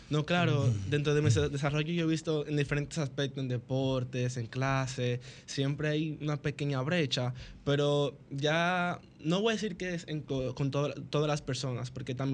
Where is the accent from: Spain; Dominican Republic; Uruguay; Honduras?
Dominican Republic; Santo Domingo Este, Distrito Nacional; soy de los Tres Brazos, en Santo Domingo Este.